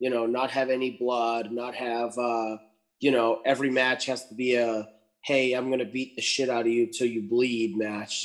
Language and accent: English; Lowell, Massachusetts, United States; my hometown here in Lowell